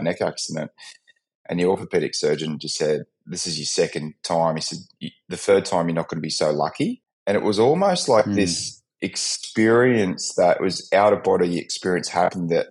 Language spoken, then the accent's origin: English; New Zealand; moved away; also born or lived in Gold Coast, Australia; from a very young age, growing up in New Zealand